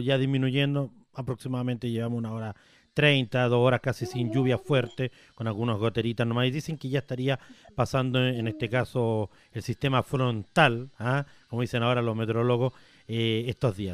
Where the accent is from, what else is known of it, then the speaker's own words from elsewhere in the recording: Buin, Santiago Metropolitan, Chile; soy de Win